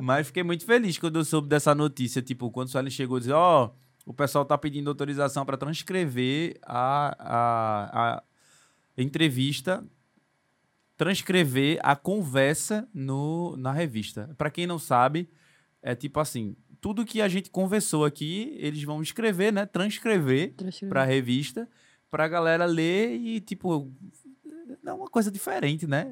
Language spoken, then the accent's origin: Portuguese; Recife, Pernambuco, Brazil; eu fui crescido nascido e criado no Ibura de Baixo ali, perto da linha do trem, perto do aeroporto